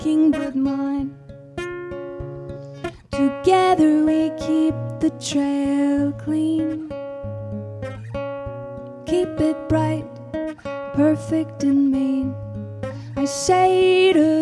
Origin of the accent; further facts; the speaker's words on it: Boston, Massachusetts, United States; I'm from Boston, Massachusetts